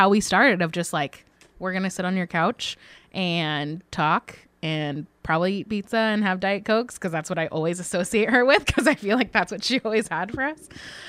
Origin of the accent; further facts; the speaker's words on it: California, United States; I am a Californian.